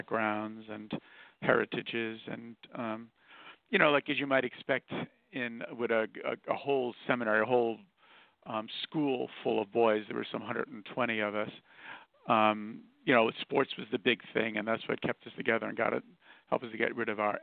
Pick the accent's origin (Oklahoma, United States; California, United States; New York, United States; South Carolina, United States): New York, United States; New York City; also born or lived in Queens, New York; I was born here in Brooklyn, New York, and Irish immigrant parents